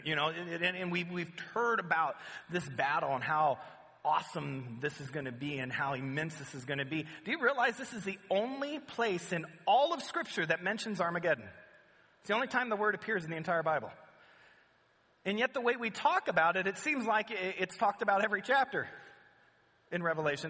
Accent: Southern California, United States; we're from Southern California

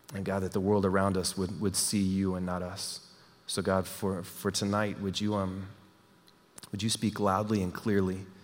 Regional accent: Texas, United States; moved away; I'm from Texas

